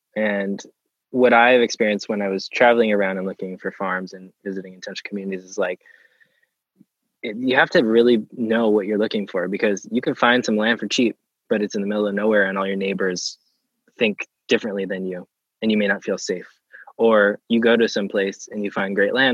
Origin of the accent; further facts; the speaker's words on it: Pennsylvania, United States; moved away; growing up in Pennsylvania